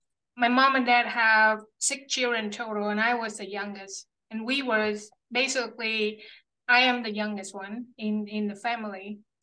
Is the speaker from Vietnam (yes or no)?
yes; Central Vietnam, Vietnam; now in United States; I was born and raised in a small village in central Vietnam.